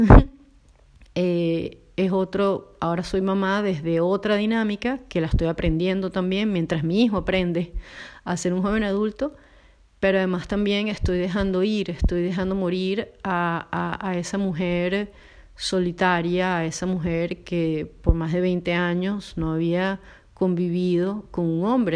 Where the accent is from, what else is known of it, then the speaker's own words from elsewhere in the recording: Venezuela; moved away as an adult; now in Poland; me mudó de Venezuela para Polonia